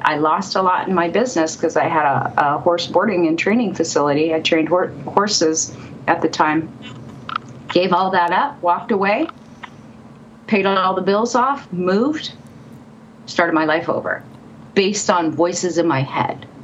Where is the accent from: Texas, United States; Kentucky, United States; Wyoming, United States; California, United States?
California, United States; moved away as an adult; also born or lived in Seattle; now in Colorado, United States; I was born and raised in California, was living in Seattle at the time